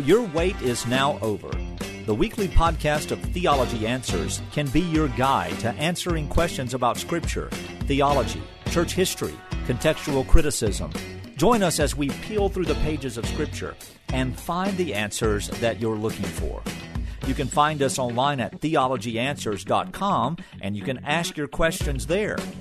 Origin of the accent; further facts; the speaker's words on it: United States; as American Christians